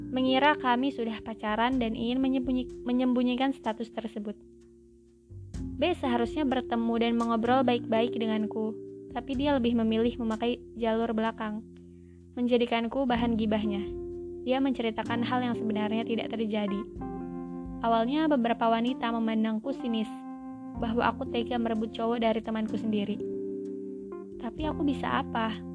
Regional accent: Sumatra, Indonesia; moved away as an adult; Long story short, aku berasal dari Pulau Sumatera dan merantau ke Pulau Jawa untuk melanjutkan studi. Aku mengalami culture shock, bahkan ketika sudah empat tahun kuliah di sini

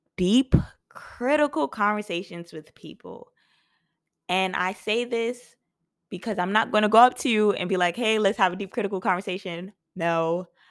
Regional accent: New York City, New York, United States; I was born and raised in Brooklyn, New York

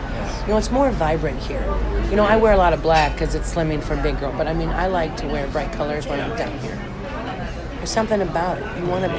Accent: Detroit, Michigan, United States; also born or lived in Chicago, Illinois; now in Mexico; I grew up in Detroit and Chicago.

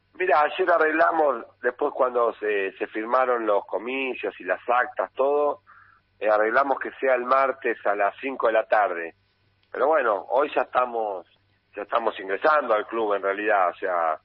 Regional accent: Cañuelas, Buenos Aires Province, Argentina; soy de Cañuelas, nacido y criado en Cañuelas y vivo en Cañuelas

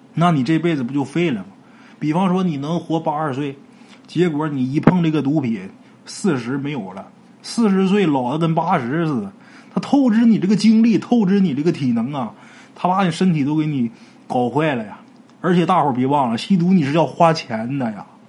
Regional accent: Northeast China, China; 我们东北话说一个老爷们儿面地瓜

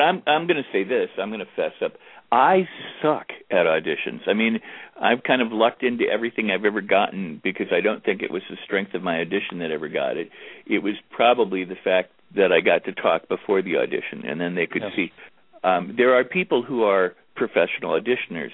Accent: Los Angeles, California, United States; moved away; back in Los Angeles, my hometown

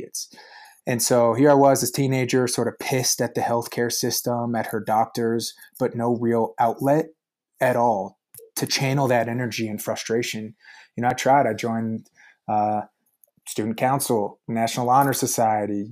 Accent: Arvada, Colorado, United States; I grew up in Arvada, Colorado, which is a suburb of Denver

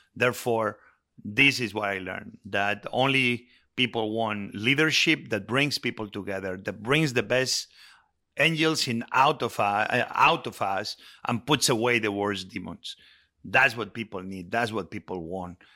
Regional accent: Spain; moved away; I grew up with it in Spain

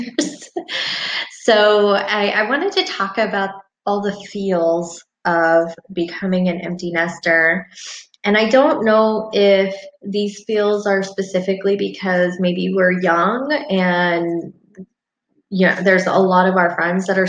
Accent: Albany, Oregon, United States; I am from Albany, Oregon

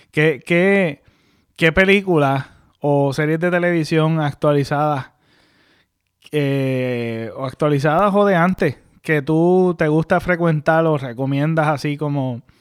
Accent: Mayagüez, Puerto Rico; San José, para lo que me están escuchando, es donde nosotros nos criamos en Mayagüez. Es una urbanización.

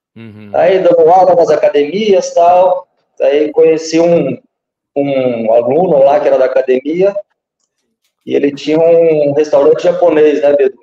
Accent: Guaíra, Paraná, Brazil; Nasci em Guaíra, dia 1 de maio de 1980, na terra das antigas Sete Quedas, do Rio Paraná. Aqui a gente faz fronteira com o Paraguai, divisa com o Mato Grosso do Sul

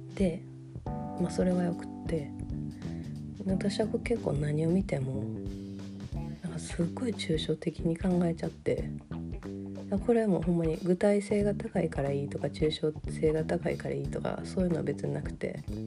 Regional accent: Kansai, Japan; accent: Kansai dialect

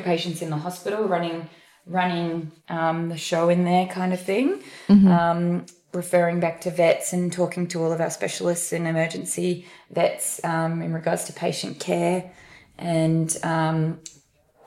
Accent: Brisbane, Queensland, Australia; I'm a Brisbane girl through and through. I haven't really strayed too far away from here, done lots of travel, but I live in Brisbane at the moment.

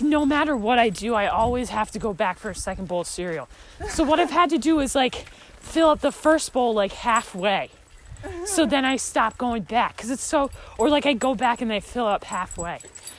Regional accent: London, United Kingdom; Oh, I'm from London. I'm the British. I'm British.

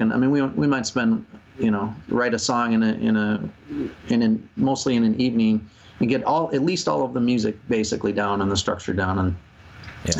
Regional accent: Rochester, Minnesota, United States; we're from Rochester, Minnesota

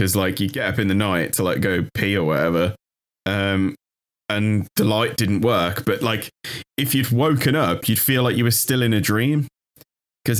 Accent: United Kingdom; we're British

